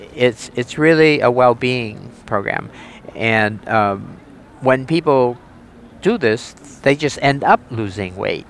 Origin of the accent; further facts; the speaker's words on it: New Hampshire, United States; I'm from the state of New Hampshire. in the U.S., and that's in the region called New England